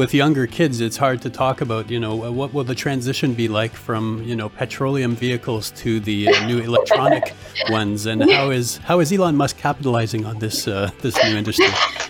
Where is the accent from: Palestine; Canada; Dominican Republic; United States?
Canada; I'm from Canada, perfect.